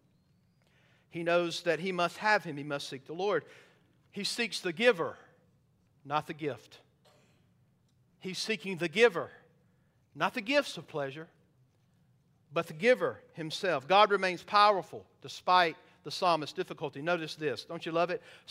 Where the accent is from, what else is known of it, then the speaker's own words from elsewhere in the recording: the South, United States; I'm from the South